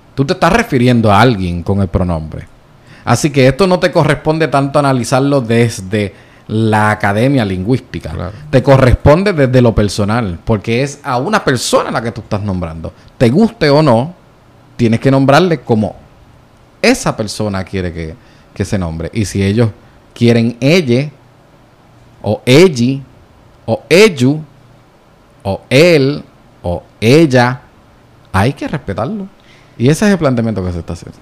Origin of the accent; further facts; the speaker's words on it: Puerto Rico; accent: jíbaro; porque yo soy boricua